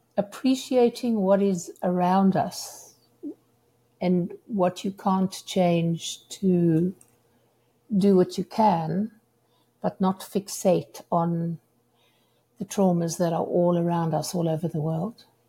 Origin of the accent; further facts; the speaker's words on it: South Africa; moved away as an adult; also born or lived in United Kingdom; now in Seattle, United States; as a South African